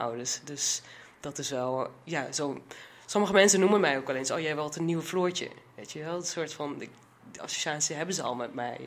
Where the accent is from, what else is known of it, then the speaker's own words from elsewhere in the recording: Achterhoek, Gelderland, Netherlands; ik kom dus uit de Achterhoek